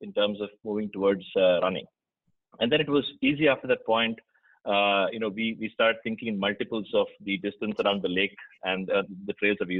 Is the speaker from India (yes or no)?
yes; Mumbai, Maharashtra, India; moved away as an adult; also born or lived in Kerala; now in United States; I from India. I live in the US, of course, now, but I was born in Kerala, lived most of my life in Mumbai